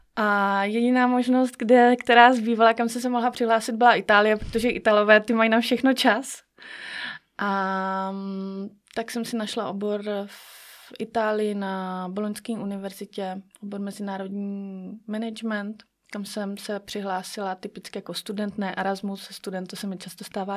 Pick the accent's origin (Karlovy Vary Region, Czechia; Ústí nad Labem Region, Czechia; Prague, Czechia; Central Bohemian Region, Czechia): Karlovy Vary Region, Czechia; Sokolov; jsem sokolka ze Sokolova